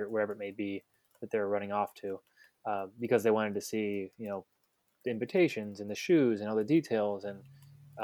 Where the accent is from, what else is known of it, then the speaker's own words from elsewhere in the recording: Cleveland, Ohio, United States; moved away as an adult; now in Washington, United States; I'm originally from Cleveland, and I've been in the wedding industry for about 11 years now